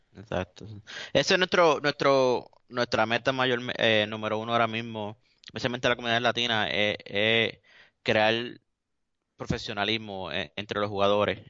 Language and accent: Spanish; Puerto Rico; yo soy latino y soy orgulloso de ser latino, de ser puertorriqueño